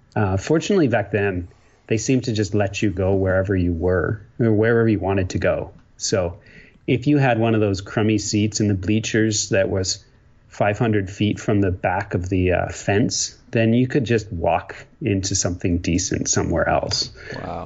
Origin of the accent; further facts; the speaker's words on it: Ontario, Canada; moved away as an adult; also born or lived in Quebec; now in British Columbia, Canada; I grew up in a small town in Ontario. Um, and uh, so, yes, I'm a Canadian.